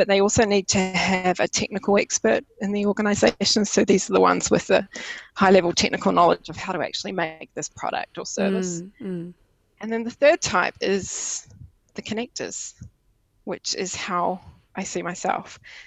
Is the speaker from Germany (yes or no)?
no; New Zealand; first language English; moved away as an adult; now in Denmark; I used to have an ordinary life in New Zealand, where I could speak my mother tongue of English and I had friends and family close